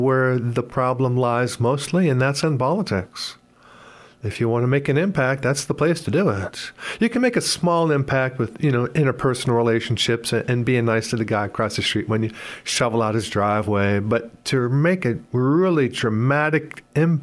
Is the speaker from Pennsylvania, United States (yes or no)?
yes; Pittsburgh, Pennsylvania, United States; moved away as an adult; also born or lived in Rochester, New York; now in Sioux Falls, United States; I grew up near Pittsburgh, Pennsylvania, north suburbs.